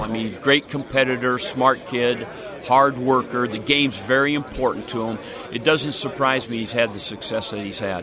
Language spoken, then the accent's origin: English; Seattle, Washington, United States; moved away; I'm from Seattle originally